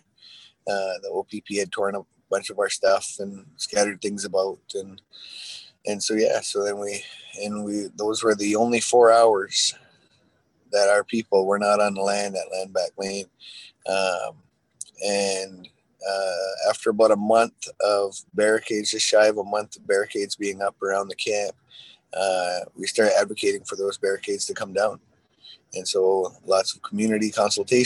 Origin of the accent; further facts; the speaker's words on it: Six Nations of the Grand River, Ontario, Canada; We're Haudenosaunee people from Six Nations